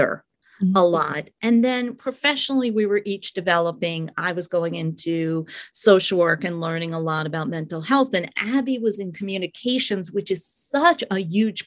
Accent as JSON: {"language": "English", "area": "Long Island", "region": "New York", "country": "United States", "tie": "born or raised there", "moved": "as an adult", "lives_now": "Columbus, United States", "said": "I'm a New York City girl. I grew up on Long Island and lived in New York City for many, many years"}